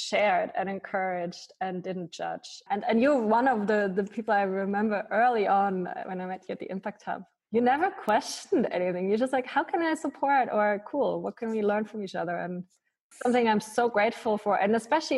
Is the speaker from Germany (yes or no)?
yes; Munich, Bavaria, Germany; moved away as an adult; also born or lived in Malta; now in Switzerland; I used to do a lot of work for refugees and migrants also in my hometown in Munich.